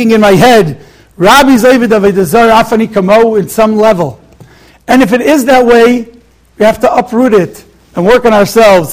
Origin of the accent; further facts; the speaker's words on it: Israel; now in Monsey, United States; I grew up in Eretz Yisrael for many years. I came to the United States